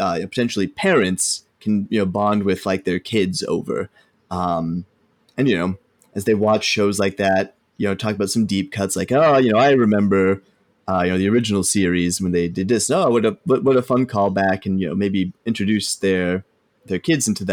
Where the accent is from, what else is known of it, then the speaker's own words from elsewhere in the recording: Omaha, Nebraska, United States; we grew up in Omaha, Nebraska